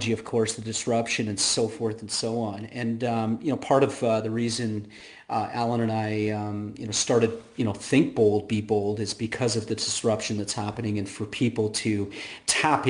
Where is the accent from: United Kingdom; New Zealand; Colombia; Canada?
Canada; now in United States; I'm a Canadian. I live down here